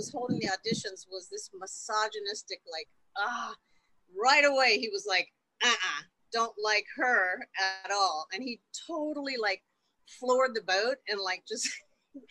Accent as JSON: {"language": "English", "town": "Winter Haven", "region": "Florida", "country": "United States", "tie": "born or raised there", "said": "in my hometown, I grew up in Winter Haven, Florida"}